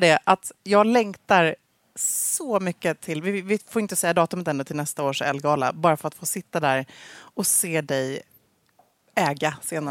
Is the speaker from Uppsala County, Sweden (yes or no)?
no; Gävle, Gävleborg County, Sweden; jag växte upp då i Gävle hos uh, min härliga familj